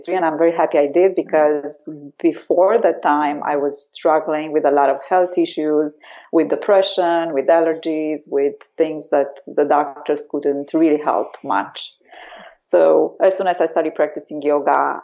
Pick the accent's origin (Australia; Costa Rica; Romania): Romania; now in Denmark; I grew up in Romania, in Europe